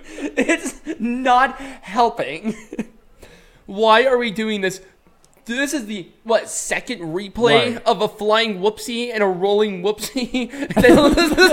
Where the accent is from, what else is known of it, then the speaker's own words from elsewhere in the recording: United States; being an American